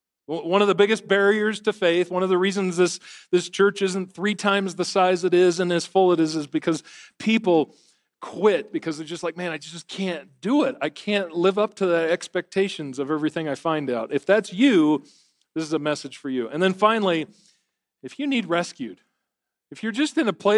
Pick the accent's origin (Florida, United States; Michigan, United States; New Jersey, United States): Michigan, United States; I'm from Michigan.